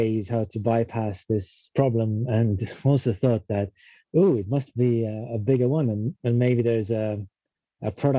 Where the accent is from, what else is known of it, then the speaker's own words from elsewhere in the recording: Estonia; moved away as an adult; now in London, United Kingdom; we're both from Estonia originally, but around 2007, we both, for different reasons, ended up in London.